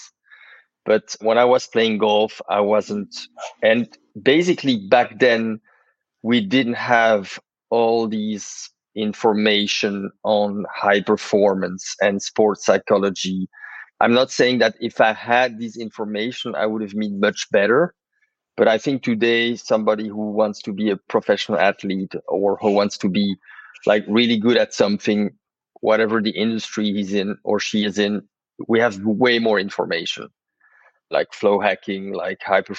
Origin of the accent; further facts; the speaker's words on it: Brussels, Brussels-Capital Region, Belgium; I was born in Brussels